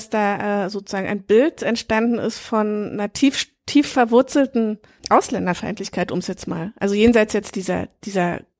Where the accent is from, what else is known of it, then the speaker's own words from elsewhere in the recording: East Germany, Germany; also diese Perspektive kannte ich als Ostdeutsche jetzt nicht. Aber ich finde es interessant, wie das sozusagen in, im Westen gelehrt wird oder wurde.